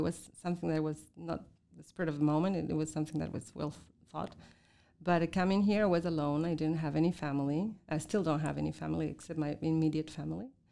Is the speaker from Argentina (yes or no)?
yes; southern Argentina, Argentina; English is a second language; moved away as an adult; also born or lived in Russia / China; now in Montreal, Canada; I was born in Argentina, in the very south of Argentina, where it's cold and there are penguins and whales